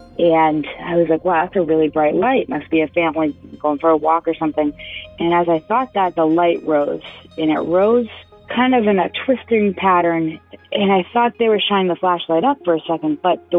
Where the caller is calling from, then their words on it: Marlborough, Massachusetts, United States; I'm calling from Marlborough, Massachusetts.